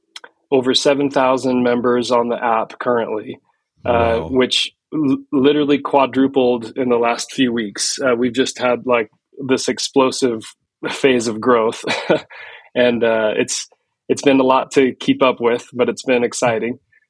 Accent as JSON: {"language": "English", "town": "Salt Lake City", "region": "Utah", "country": "United States", "tie": "born or raised there", "also_born_or_lived": "New York / San Francisco", "said": "I grew up in Salt Lake City, Utah. I've lived in New York and San Francisco area, and I'm back in Utah after a few years away just for my career"}